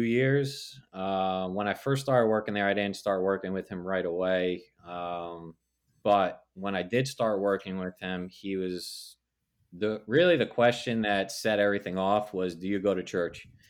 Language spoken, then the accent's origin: English; New Jersey, United States; also born or lived in Staten Island, New York; we moved to New Jersey when I was three.